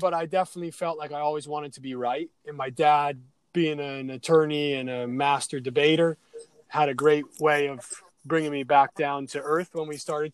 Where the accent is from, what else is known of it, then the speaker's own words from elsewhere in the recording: Adirondacks, upstate New York, United States; I grew up in the Adirondacks in upstate New York